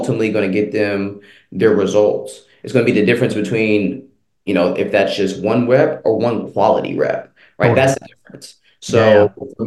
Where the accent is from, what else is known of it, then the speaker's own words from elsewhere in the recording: Seattle, Washington, United States; moved away as an adult; now in Atlanta, United States; I'm from Seattle, Washington.